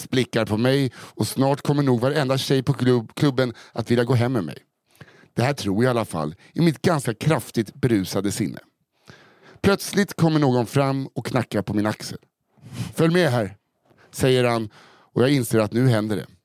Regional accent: Norrland, Sweden; Eftersom att jag är uppvuxen i Norrlands inland

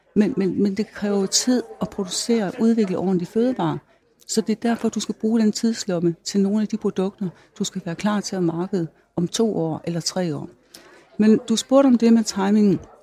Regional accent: North Jutland, North Denmark Region, Denmark; moved away; jeg kommer fra Nordjylland, jeg er landmandsdatter

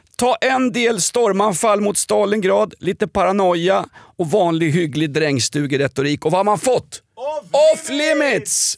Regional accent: Sweden; som svensk cisman

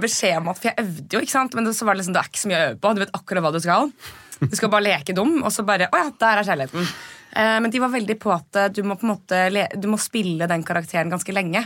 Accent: Norway; vi er nordmenn

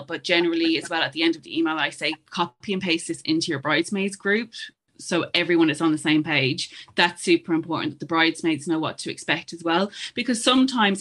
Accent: Ireland; as Irish people

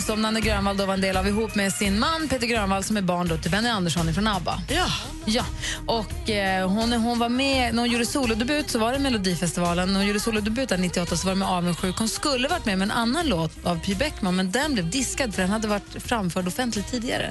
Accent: Luleå, Norrbotten County, Sweden; moved away; jag är ju uppvuxen i Luleå och där mm. säger man ju vars.

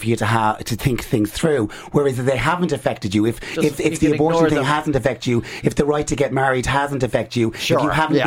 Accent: Ireland

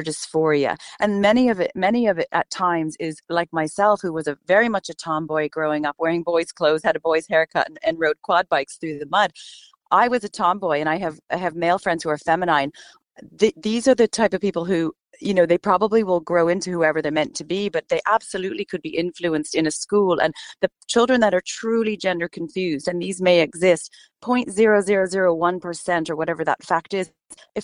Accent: United States; moved away as an adult; now in Ireland; my home country where I lived 20 years ago, America

